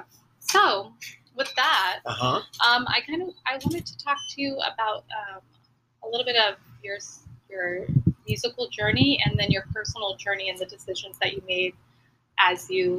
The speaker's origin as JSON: {"language": "English", "town": "Chicago", "region": "Illinois", "country": "United States", "tie": "born or raised there", "also_born_or_lived": "Springfield", "said": "…, born in Springfield, Illinois."}